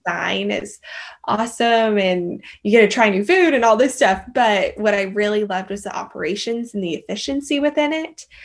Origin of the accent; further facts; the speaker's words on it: Colorado, United States; moved away as an adult; now in Austin, United States; loved growing up in Colorado, and grew up in a, the mountain town